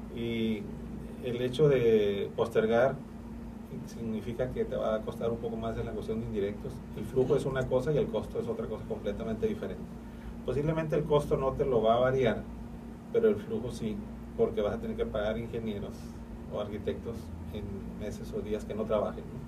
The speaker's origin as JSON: {"language": "Spanish", "region": "northern Mexico", "country": "Mexico", "said": "yo soy del norte de la República"}